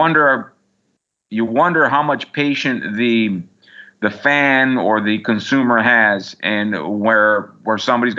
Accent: San Diego, California, United States; born or raised there

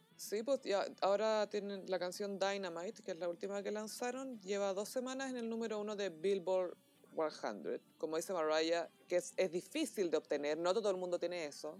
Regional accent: Chile

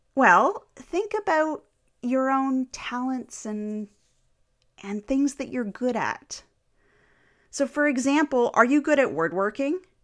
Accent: Canada; I am Canadian

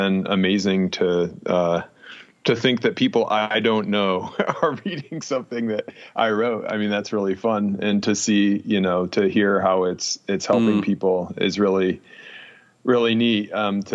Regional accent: upstate New York, United States; moved away; I grew up in upstate New York where there was tons of snow

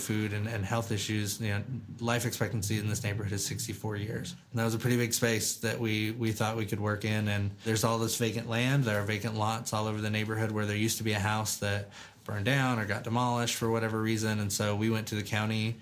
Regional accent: Arkansas, United States; moved away as an adult; I grew up in Arkansas, graduated high school

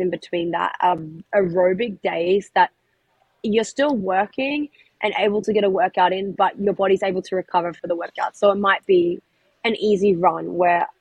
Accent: Australia; moved away as an adult; now in Florida, United States; I really wanted to move overseas and get out of my hometown

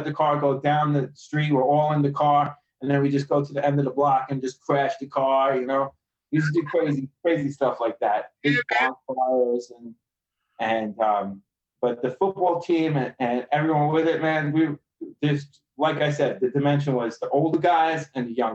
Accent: New York City, New York, United States; moved away as an adult; also born or lived in England; now in Japan; I grew up in Astoria, New York, right by Astoria Park South.

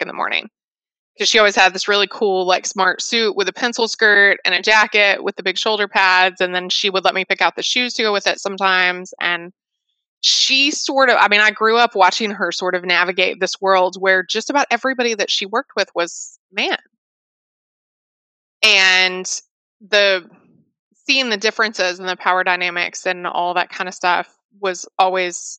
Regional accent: Fort Worth, Texas, United States; I grew up in Fort Worth.

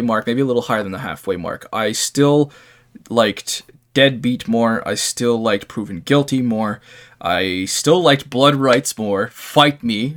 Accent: Canada; I'm a Canadian. I have a lot of East Coast influence

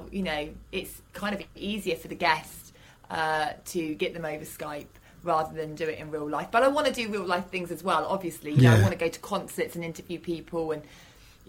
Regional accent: Fareham, South East England, United Kingdom; now in London, United Kingdom; my hometown, Fareham

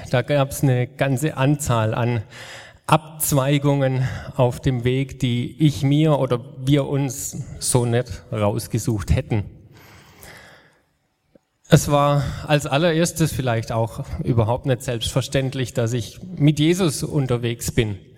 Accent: Mohnbachtal, Baden-Württemberg, Germany; also born or lived in Meisenbach; Aufgewachsen bin ich im Mohnbachtal, da waren meine Eltern die Hauseltern, so hat man es damals noch genannt. Mit 14 sind wir nach Meisenbach umgezogen

